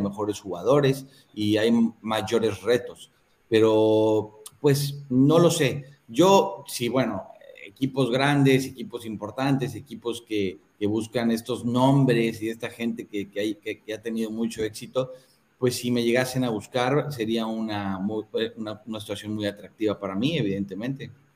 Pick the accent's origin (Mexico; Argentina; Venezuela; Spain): Mexico; now in Malaysia; soy el único mexicano de todo el continente